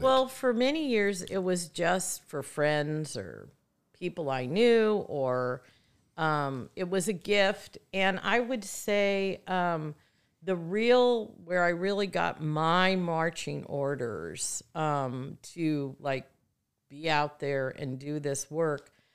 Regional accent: Midwest, United States; moved away as an adult; now in Santa Barbara, United States; I'm a girl from the Midwest who moved to Santa Barbara to go to school and never left

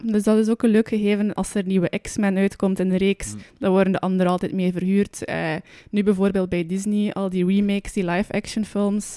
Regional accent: Roeselare, Flanders, Belgium; bij ons in Roeselaar hebben we ook een, eh, een bioscopencomplex

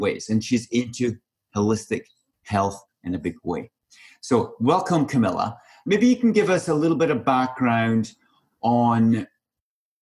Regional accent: Scotland, United Kingdom; myself, I'm Scottish

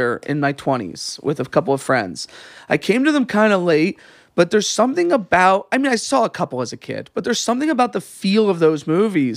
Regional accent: New Jersey lakes, United States; I grew up in Jersey Lakes

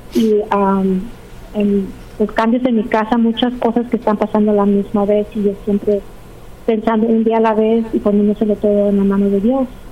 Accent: Los Angeles, California, United States; also born or lived in Pennsylvania; me regresé aquí porque soy de aquí de Los Ángeles

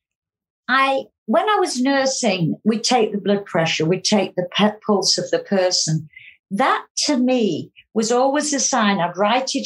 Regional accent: County Cork, Munster, Ireland; I was born in Ireland many, many years ago. I was brought up with my mum and grandma in a small farm just outside County Cork

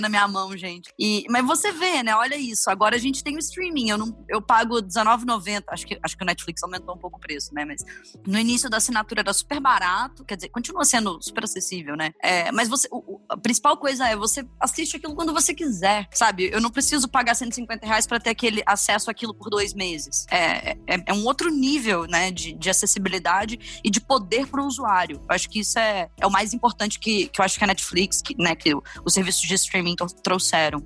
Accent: Volta Redonda, Rio de Janeiro, Brazil; moved away; eu morava numa cidade, eu sou de Volta Redonda, no interior do Rio de Janeiro, não tinha Blockbuster

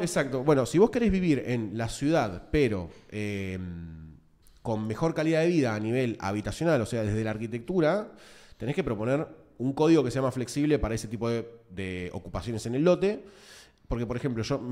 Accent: Buenos Aires, Argentina; yo soy de Matadero, Lugano

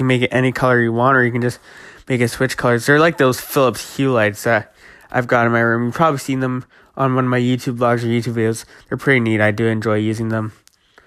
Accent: Toronto, Ontario, Canada; I'm actually from Toronto

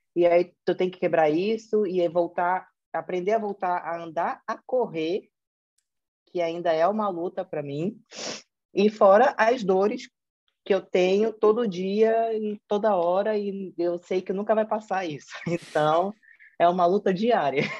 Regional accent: Manaus, Amazonas, Brazil; accent: Brazilian; moved away as an adult; also born or lived in São Paulo, Brazil; now in Portugal; pelo sotaque, eu sou brasileira. Eu nasci em Manaus, Amazonas, que é o norte do Brasil. É, conheci, estudei lá, é, fiz toda a minha vida de formação acadêmica em Manaus

